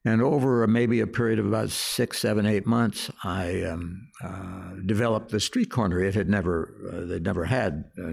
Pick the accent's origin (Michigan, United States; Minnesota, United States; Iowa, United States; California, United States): California, United States; Los Angeles; also born or lived in Kansas City, Missouri / New York; I was raised in Los Angeles